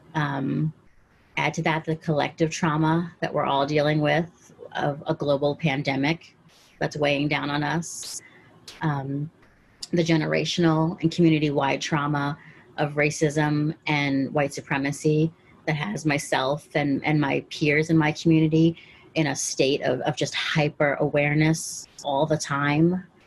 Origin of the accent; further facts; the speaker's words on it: Caracas, Capital District, Venezuela; now in Washington D.C., United States; I'm from Caracas, Venezuela.